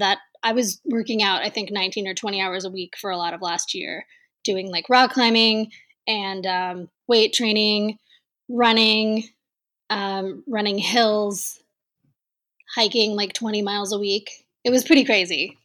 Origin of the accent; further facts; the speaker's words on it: Texas, United States; I grew up in Texas